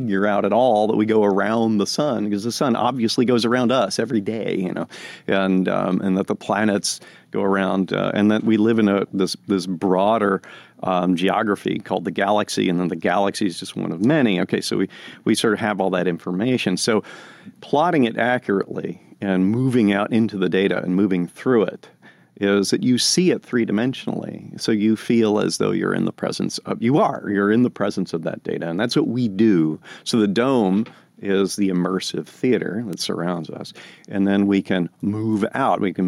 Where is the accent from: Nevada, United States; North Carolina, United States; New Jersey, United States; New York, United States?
New Jersey, United States; I grew up in New Jersey